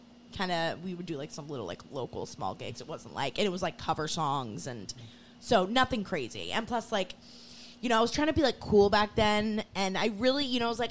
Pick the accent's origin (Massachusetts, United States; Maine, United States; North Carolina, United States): Maine, United States; moved away as an adult; now in Stamford, United States; I'm not really a city girl, like being born and raised in Maine in like a small town